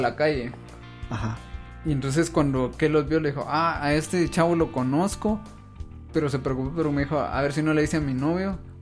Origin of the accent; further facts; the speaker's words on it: Jalapa, Guatemala; now in Guatemala City, Guatemala; yo soy de Jalapa